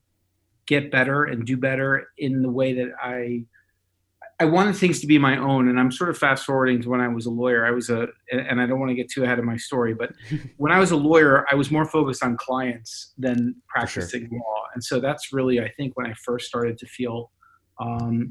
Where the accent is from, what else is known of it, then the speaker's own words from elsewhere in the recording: Miami Beach, Florida, United States; moved away as an adult; also born or lived in Indiana; now in Vermont, United States; I was born and raised in Miami Beach, Florida.